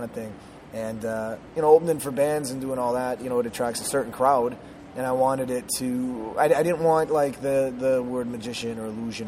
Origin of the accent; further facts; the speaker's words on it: Minnesota, United States; moved away; I'm originally from Minnesota